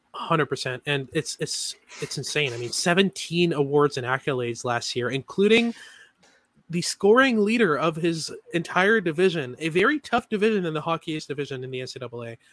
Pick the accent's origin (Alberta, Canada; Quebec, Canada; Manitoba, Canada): Quebec, Canada; Montreal; I'm from Montreal. I'm a Habs fan.